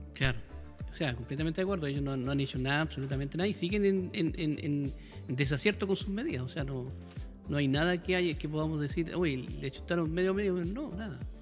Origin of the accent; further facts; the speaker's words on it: Valparaíso, Chile; yo soy porteño